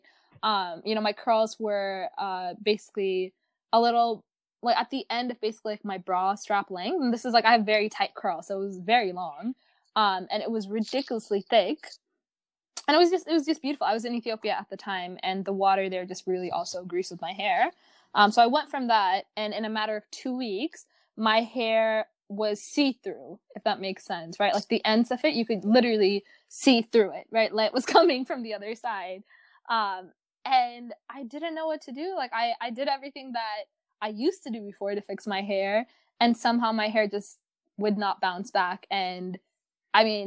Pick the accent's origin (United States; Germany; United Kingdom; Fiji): United States; New York; I'm from New York. I live in New York